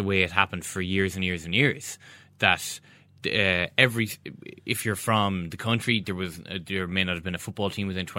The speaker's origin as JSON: {"language": "English", "area": "Galway", "region": "Connacht", "country": "Ireland", "said": "I'm from Galway."}